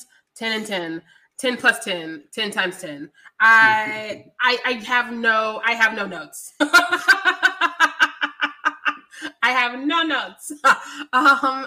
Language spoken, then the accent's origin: English; Missouri, United States; I am from Missouri